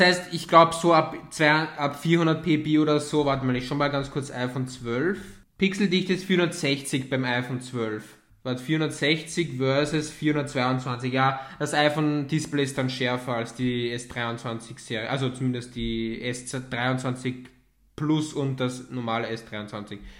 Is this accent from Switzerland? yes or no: no; Austria; bei uns in Österreich